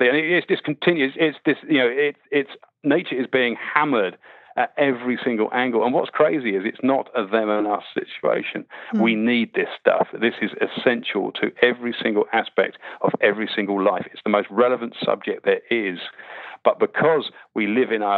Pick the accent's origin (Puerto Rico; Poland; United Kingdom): United Kingdom; Winnie the Pooh land, South East England; I grew up, weirdly enough, I grew up in Winnie the Pooh land